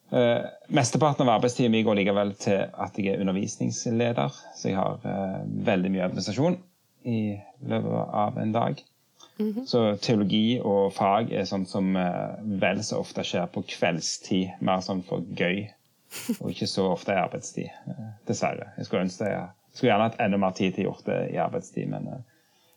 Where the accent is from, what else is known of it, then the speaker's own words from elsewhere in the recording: Jørpeland, Rogaland, Norway; moved away as an adult; now in Oslo, Norway; jeg kommer opprinnelig fra Rogaland, fra Ryfylke, Jørpeland.